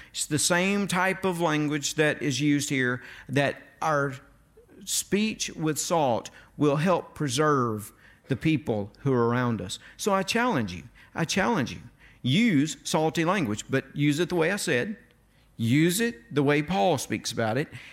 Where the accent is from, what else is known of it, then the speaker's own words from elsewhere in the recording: North Mississippi, United States; I was from North Mississippi.